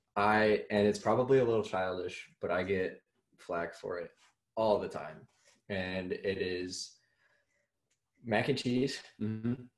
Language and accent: English; Iowa, United States; I'm from Iowa